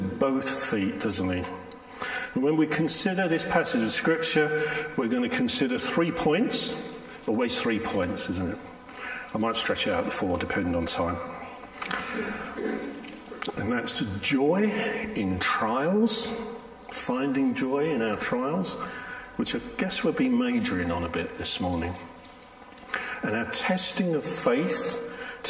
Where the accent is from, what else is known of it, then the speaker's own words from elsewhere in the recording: London, United Kingdom; I'm from South London, born and bred